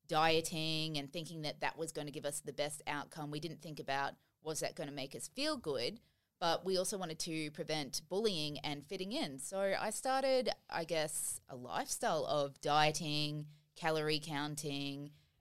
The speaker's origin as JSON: {"language": "English", "town": "Brisbane", "region": "Queensland", "country": "Australia", "tie": "born or raised there", "said": "I obviously was a girl growing up in Brisbane"}